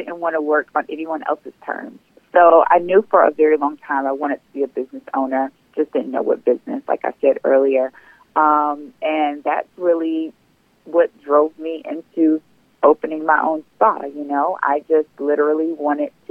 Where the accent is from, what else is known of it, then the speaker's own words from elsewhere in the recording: Sumter, South Carolina, United States; moved away as an adult; now in Atlanta, United States; I am originally from South Carolina, Sumter, South Carolina, to be exact. I moved to Atlanta about 15 years ago with the pursuit of trying to complete my undergrad